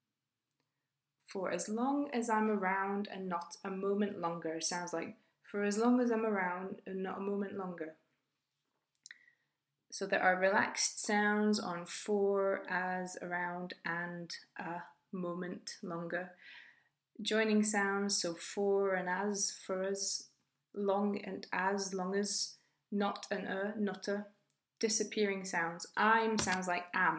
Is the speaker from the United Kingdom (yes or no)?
yes; United Kingdom; I was born in 1985 and I'm British